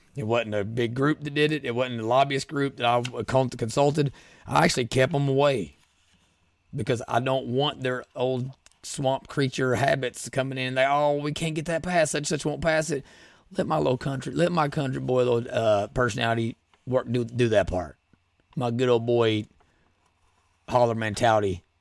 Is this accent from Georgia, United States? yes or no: no; Rural Kentucky, United States; We're from Royal Kentucky